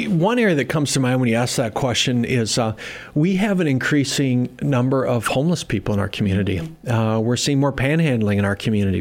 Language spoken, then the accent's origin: English; Worthington, Minnesota, United States; moved away as an adult; now in Sioux Falls, United States; I grew up in Minnesota, uh, so Minnesota's home